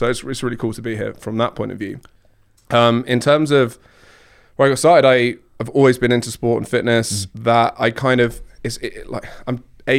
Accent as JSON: {"language": "English", "town": "Surrey", "region": "British Columbia", "country": "Canada", "tie": "born or raised there", "said": "where are you from? I'm like, here. I grew up in Surrey."}